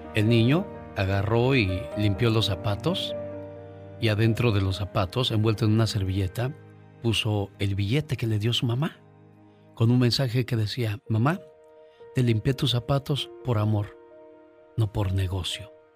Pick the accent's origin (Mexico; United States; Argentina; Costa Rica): Mexico; Mexico City; moved away; un día salí del DF, pero el DF nunca salió de mí.